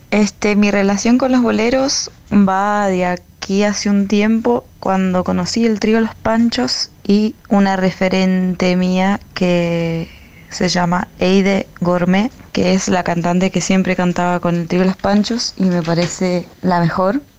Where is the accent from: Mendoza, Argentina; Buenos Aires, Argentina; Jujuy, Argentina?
Mendoza, Argentina; yo soy de Mendoza, cumplí 27 hace poquito